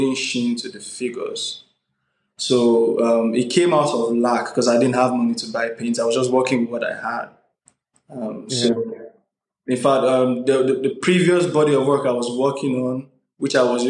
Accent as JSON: {"language": "English", "country": "Nigeria", "said": "As a Nigerian"}